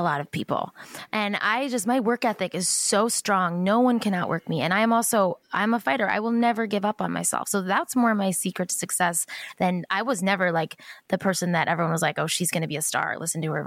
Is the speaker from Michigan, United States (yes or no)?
no; Boston, Massachusetts, United States; now in Los Angeles, United States; I grew up in Boston on the East Coast